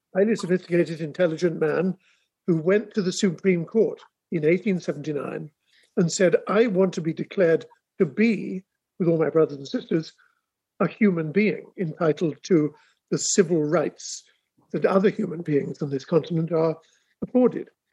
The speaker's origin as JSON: {"language": "English", "region": "England", "country": "United Kingdom", "moved": "as an adult", "lives_now": "Sandisfield, Massachusetts, United States", "said": "being an Englishman"}